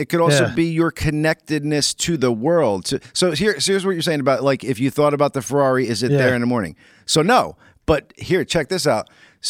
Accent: East Rutherford, New Jersey, United States; And as kids, I lived in East Rutherford

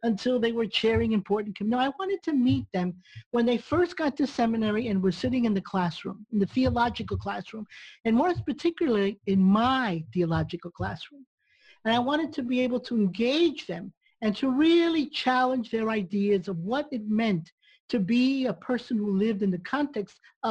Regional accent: New York City, New York, United States; also born or lived in Cuba; now in Texas, United States; I grew up in New York City, and I came from Cuba when I was 3 years old.

